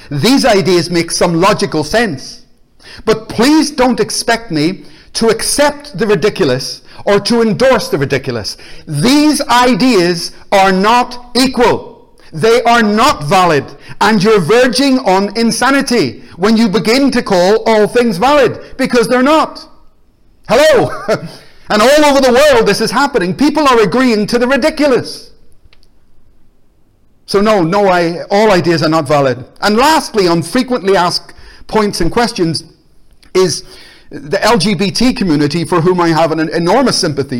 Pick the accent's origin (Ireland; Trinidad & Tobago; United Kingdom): Ireland; Because I'm Irish. And Ireland was at war with Britain.